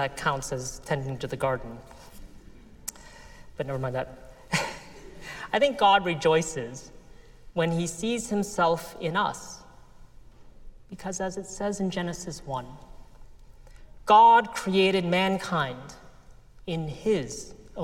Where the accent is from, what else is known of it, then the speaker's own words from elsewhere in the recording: United States; I grew up in the United States of America